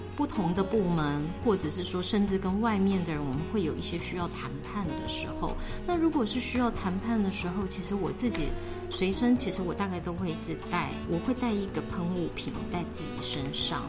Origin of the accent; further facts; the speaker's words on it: Kaohsiung, Taiwan; moved away as an adult; now in Taipei, Taiwan; 我是从大学就上来台北，然后在高雄土生土长的一个高雄人。那我现在的工作呢，主要是从事法律的工作，在一家公司里面当法务